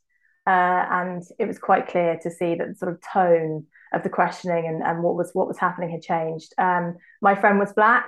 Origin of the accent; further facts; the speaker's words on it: Croydon, London, United Kingdom; I grew up in Croydon